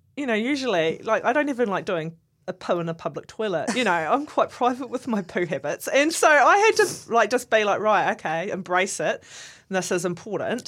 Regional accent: Southland, New Zealand; I'm from Southland

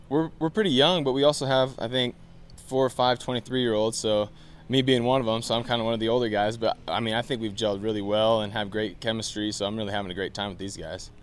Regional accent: Pacific Northwest, United States; I'm from the Pacific Northwest, so it's kind of like home.

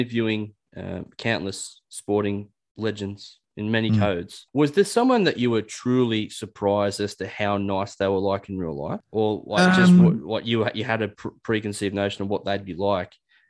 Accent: Newcastle, New South Wales, Australia; because I grew up in Newcastle

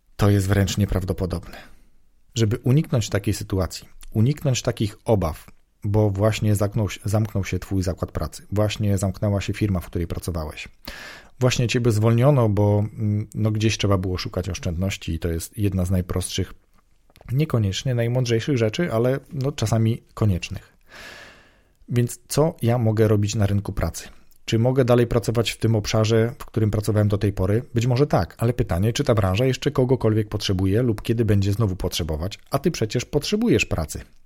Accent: southern Poland, Poland; pochodzę z południa Polski

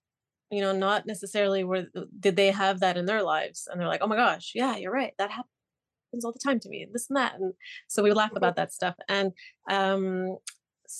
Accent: Montreal, Quebec, Canada; also born or lived in Israel; I was born in Israel and I grew up in Canada, in Montreal.

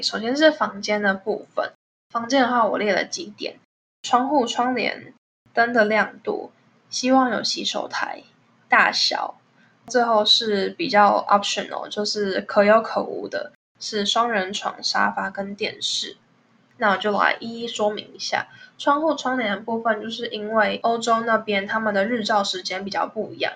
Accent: Taiwan; moved away as an adult; now in Netherlands; 我之前有认识其他的台湾朋友

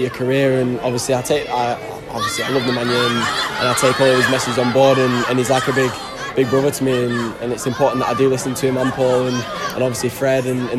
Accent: Lancaster, North West England, United Kingdom; now I'm from Lancaster

